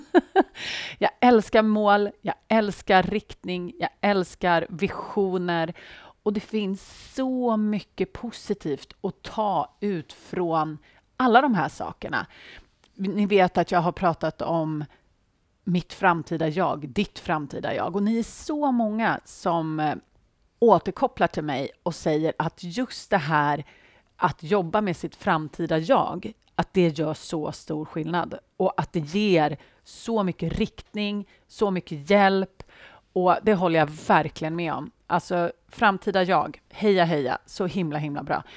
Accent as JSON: {"language": "Swedish", "country": "Sweden", "said": "Jag antar att jag är svensk"}